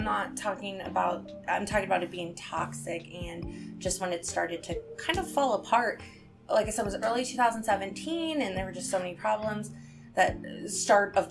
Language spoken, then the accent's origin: English; Chicago, Illinois, United States; I'm from Illinois and Chicago